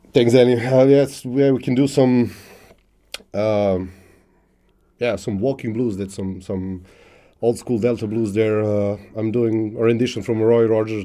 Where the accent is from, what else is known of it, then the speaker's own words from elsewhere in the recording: South Serbia, Serbia; English is a second language; moved away as an adult; also born or lived in Niš, Serbia; I was born in, in, one one small city in uh, South Serbia. Grew up there actually.